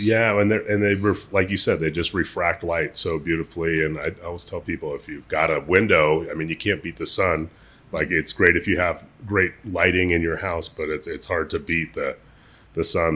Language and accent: English; Seattle, Washington, United States; also born or lived in Lummi Reservation, Washington / Shoreline, Washington; I was, I was born in Seattle